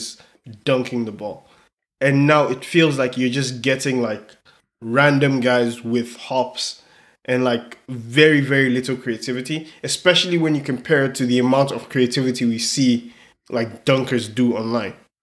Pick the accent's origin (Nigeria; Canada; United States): Nigeria; I'm Nigerian